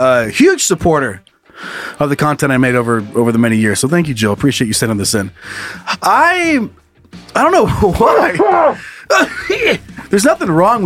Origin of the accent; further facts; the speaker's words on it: Idaho, United States; the small towns that I grew up around in Idaho